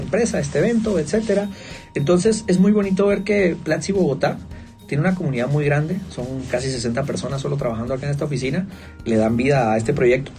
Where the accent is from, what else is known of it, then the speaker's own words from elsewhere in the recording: Guatemala; Vengo de Guatemala, creo que es un país muy individualista